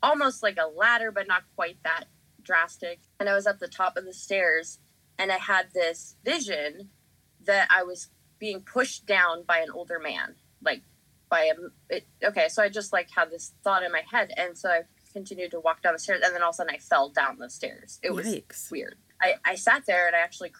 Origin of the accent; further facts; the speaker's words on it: Denver, Colorado, United States; We grew up in Denver